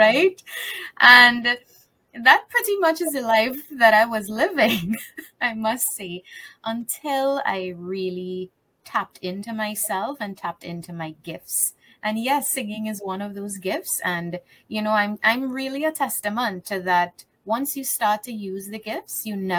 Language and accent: English; Trinidad & Tobago; I live in Trinidad. I'm from the Caribbean